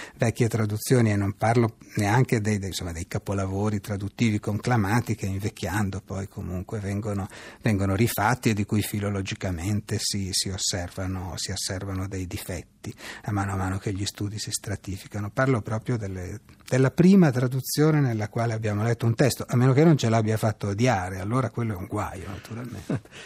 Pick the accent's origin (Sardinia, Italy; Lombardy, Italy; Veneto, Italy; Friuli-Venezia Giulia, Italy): Lombardy, Italy; Pavia; il dialetto lombardo, io sono di Pavia, il, il dialetto pavese anzi